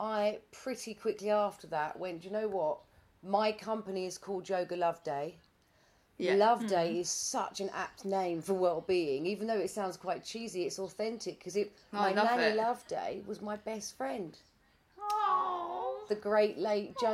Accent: Chelmsford, East of England, United Kingdom; moved away as an adult; now in Wanstead, United Kingdom; Born and bred in Essex, Chelmsford, Essex, but I've lived in Wanstead for 8 years now.

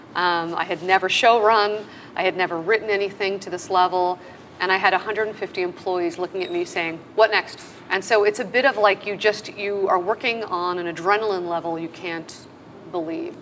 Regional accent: Los Angeles, California, United States; I grew up in LA, even though both my parents are Canadian.

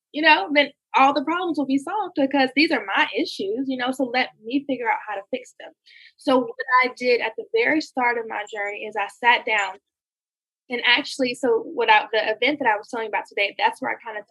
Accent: Gainesville, Georgia, United States; I'm from Gainesville, Georgia

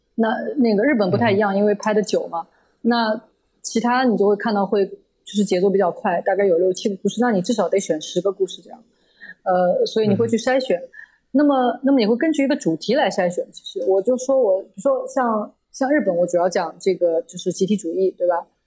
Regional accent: Shanghai, China; 我小时候住在上海的时候

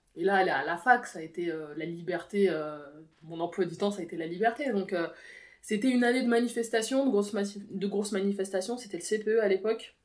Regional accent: Versailles, Île-de-France, France; je suis née à Versailles

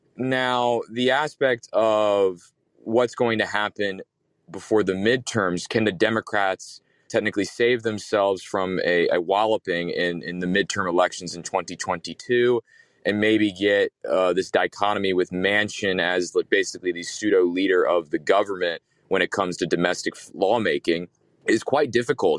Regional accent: United States; as an American

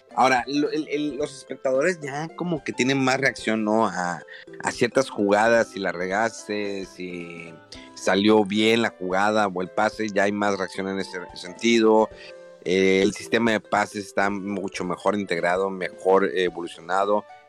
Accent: Monterrey, Nuevo León, Mexico; moved away; si soy de Monterrey

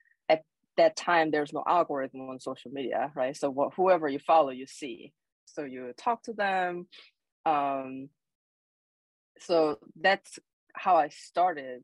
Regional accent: South Korea; English is a second language; moved away as an adult; now in Alaska, United States; So I was born and raised in Korea

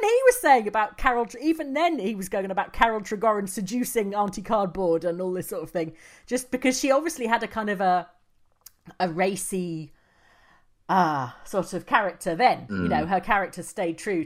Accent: England, United Kingdom; we're English

